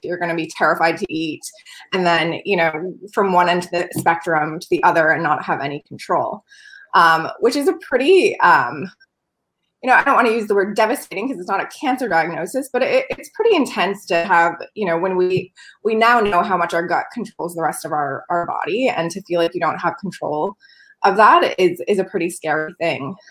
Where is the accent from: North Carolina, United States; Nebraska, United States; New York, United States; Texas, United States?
New York, United States; moved away as an adult; also born or lived in Los Angeles; i grew up on a dairy farm in a dairy town in the middle of nowhere in new york state